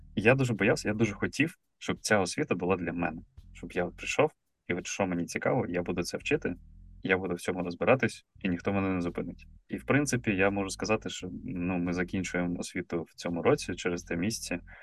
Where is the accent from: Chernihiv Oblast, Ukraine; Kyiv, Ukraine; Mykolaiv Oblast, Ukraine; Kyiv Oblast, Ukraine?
Mykolaiv Oblast, Ukraine; Mykolaiv; я з Миколаєва